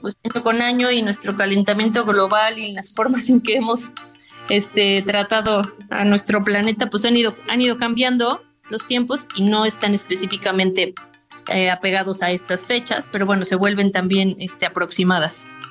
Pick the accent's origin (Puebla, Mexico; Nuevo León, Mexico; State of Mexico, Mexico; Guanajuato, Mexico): Puebla, Mexico; soy chef poblana 100% poblana